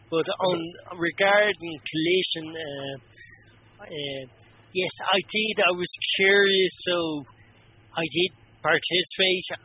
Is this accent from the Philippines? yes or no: no; Ireland; being Irish